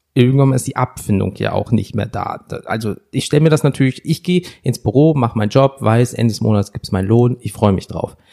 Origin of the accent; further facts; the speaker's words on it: Wuppertal, North Rhine-Westphalia, Germany; Heute sind wir in Wuppertal, meiner Heimat